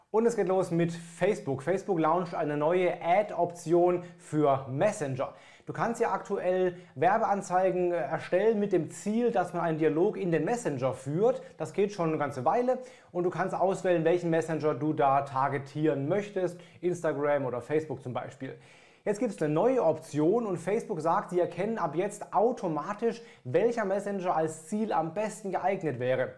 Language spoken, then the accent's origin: German; Germany; bei uns in Deutschland